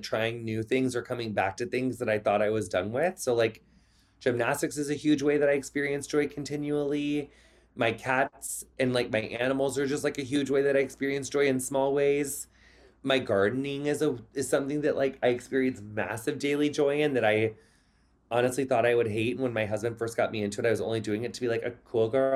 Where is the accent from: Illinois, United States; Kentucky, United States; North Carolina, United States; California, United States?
Illinois, United States; Quincy; moved away; I made it out of my hometown. Like no offense to Quincy